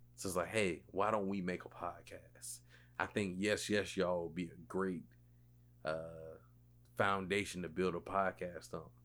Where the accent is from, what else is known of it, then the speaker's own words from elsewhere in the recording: West Columbia, South Carolina, United States; I am from West Columbia, South Carolina